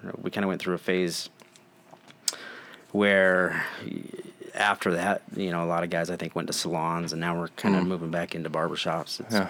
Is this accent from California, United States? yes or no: no; Ogden, Utah, United States; and... I'm from Ogden, Utah.